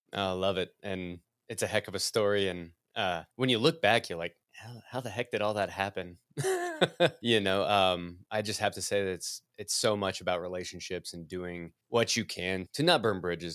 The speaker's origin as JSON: {"language": "English", "region": "Midwest", "country": "United States", "said": "I'm a Midwesterner"}